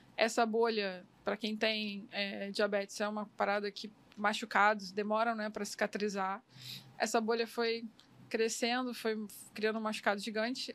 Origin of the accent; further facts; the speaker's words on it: Miguel Pereira, Rio de Janeiro, Brazil; lá na minha terra, lá em Miguel Pereira, que é o interior aqui do Rio